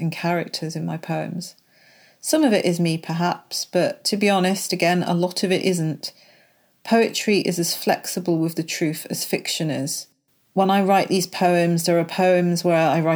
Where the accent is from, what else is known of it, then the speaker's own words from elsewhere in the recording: London, United Kingdom; also born or lived in Worksop; now in Leicestershire, United Kingdom; I was born in Worksop but raised in London.